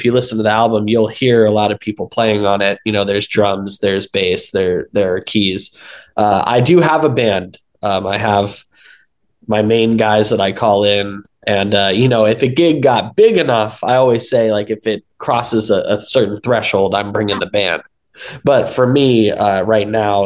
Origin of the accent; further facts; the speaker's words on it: Los Angeles, California, United States; I was born and raised in Los Angeles